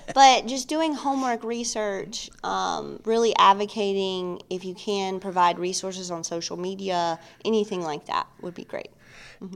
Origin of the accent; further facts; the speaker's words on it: New Albany, Mississippi, United States; moved away; I am originally from Mississippi